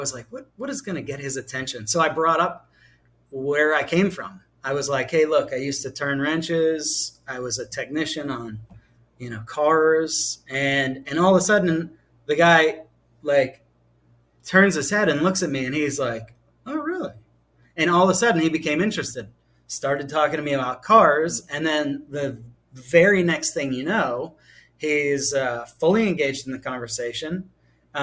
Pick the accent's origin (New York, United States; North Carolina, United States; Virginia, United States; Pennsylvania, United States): Pennsylvania, United States; Pittsburgh; moved away; also born or lived in Southeast United States; I'm from Pittsburgh, Pennsylvania